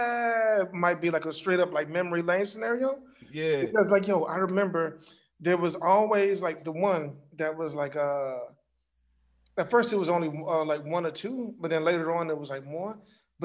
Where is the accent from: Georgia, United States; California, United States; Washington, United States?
Georgia, United States; Macon; I'm like from Macon